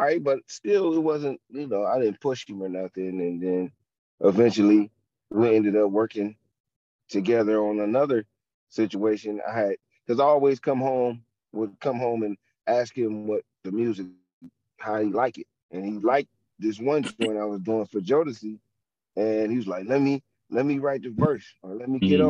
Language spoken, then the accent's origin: English; Youngstown, Ohio, United States; I am from Ohio, Youngstown, Ohio.